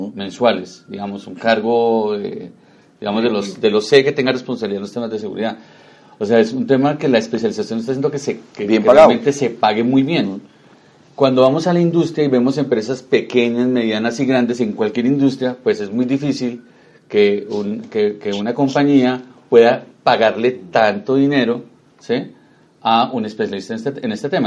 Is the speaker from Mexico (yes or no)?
no; Colombia; nos debe tener muy orgullosos como colombianos